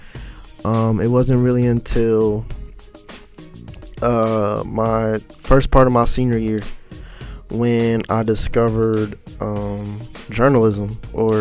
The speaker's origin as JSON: {"language": "English", "town": "Cincinnati", "region": "Ohio", "country": "United States", "tie": "born or raised there", "also_born_or_lived": "Hamilton, Ohio", "lives_now": "Atlanta, United States", "said": "I grew up in Cincinnati, but my mom, we moved to Hamilton like when I was in the sixth grade"}